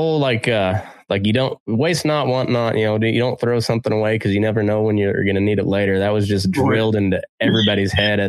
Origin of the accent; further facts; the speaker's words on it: Oklahoma, United States; I grew up in Dust Bowl country where, Boise City, Oklahoma is considered the geographic center of the Dust Bowl.